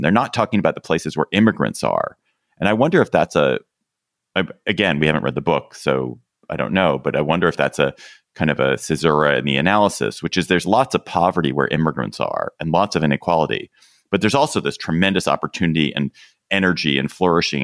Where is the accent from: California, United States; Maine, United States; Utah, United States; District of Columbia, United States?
District of Columbia, United States; Washington; my hometown airport, D C